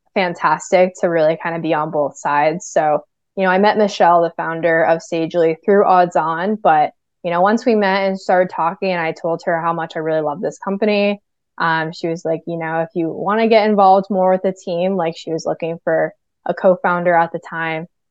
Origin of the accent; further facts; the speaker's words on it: New Hampshire, United States; I'm from New Hampshire